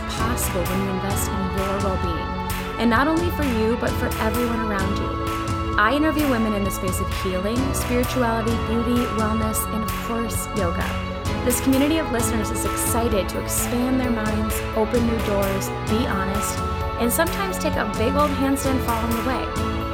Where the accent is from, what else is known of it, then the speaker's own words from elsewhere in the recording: Sauk Centre, Minnesota, United States; my hometown of Sauk Center, Minnesota